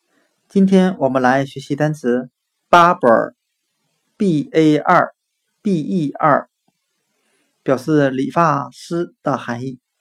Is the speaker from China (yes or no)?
yes; Northeast China, China; accent: Northeastern dialect; 我们东北话